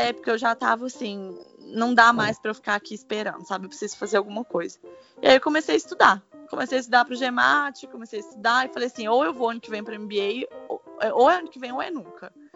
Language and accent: Portuguese; Brazil; moved away; eu sou brasileira